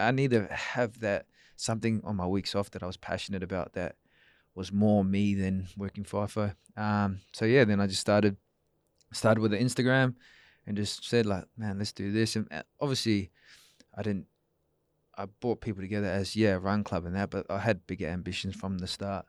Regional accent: Perth, Western Australia, Australia; also born or lived in New Zealand; I was born, uh, yeah, in New Zealand, but I grew up in Australia, yeah, so I moved over here with my parents

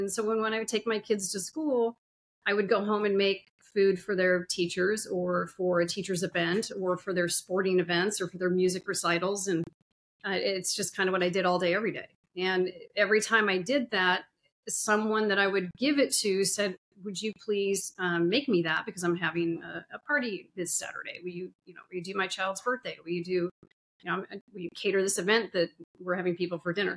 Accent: Sun Valley, Idaho, United States; moved away as an adult; now in Indiana, United States; I grew up in Sun Valley, Idaho. I lived there for about 30 some years on and off

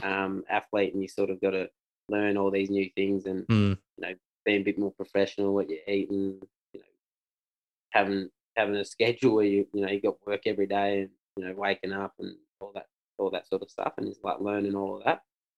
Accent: Perth, Western Australia, Australia; moved away as an adult; now in Melbourne, Australia; And even I'm from Perth. I know a lot about stuff in Perth, but I don't know heaps over here, or, you know, other places, sort of thing. And I'm in Melbourne

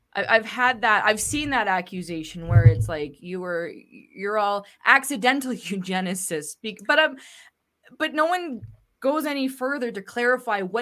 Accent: Canada; as a Canadian

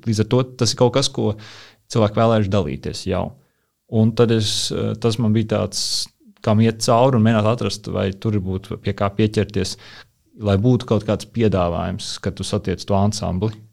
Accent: Rēzekne, Rēzekne Municipality, Latvia; now in Riga, Latvia; kur es veidoju saspēli ar ar manām atmiņām vai pieredzi Reizeknē, jo es uzaugu Ziemeļrajonā, kas ir tāds industriāls

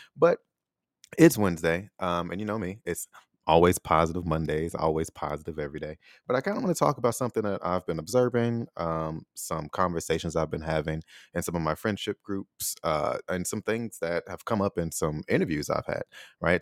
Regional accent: United States; moved away as an adult; also born or lived in Taiwan; I was born in America

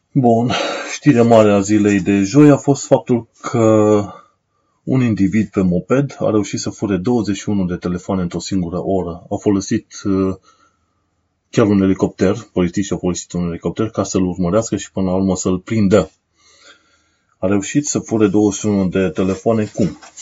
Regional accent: Romania; now in United Kingdom

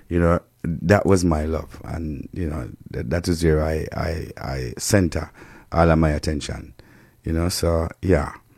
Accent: Jamaica; we as Jamaican

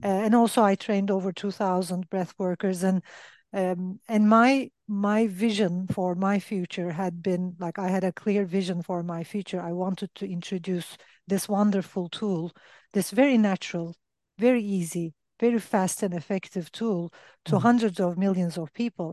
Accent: Turkey; I'm from Turkey

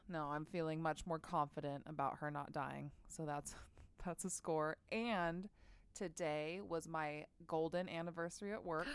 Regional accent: Bay Area, California, United States; growing up in the Bay Area

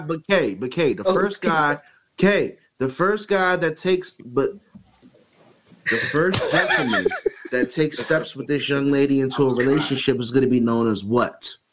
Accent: Suitland, Maryland, United States; I come from you know growing up in Suitland, Maryland

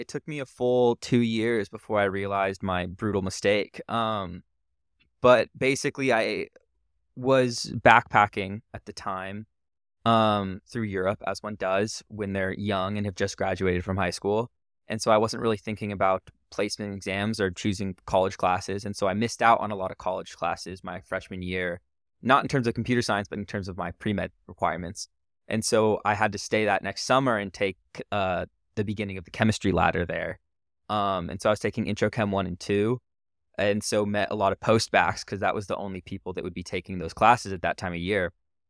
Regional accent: California, United States; born there; So I was born in Northern California. I'm 23.

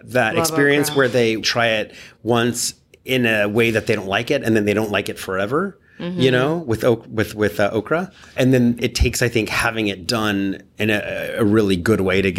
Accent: California, United States; from California

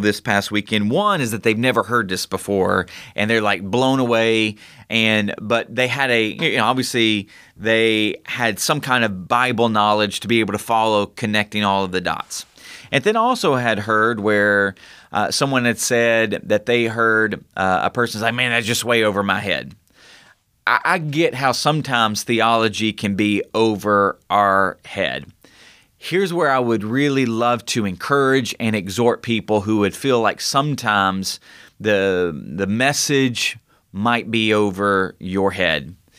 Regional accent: United States; we are American

